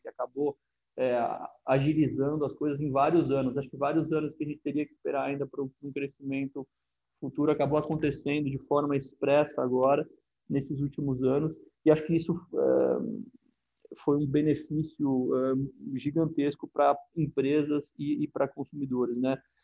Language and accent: Portuguese; Brazil; aqui no, no nosso país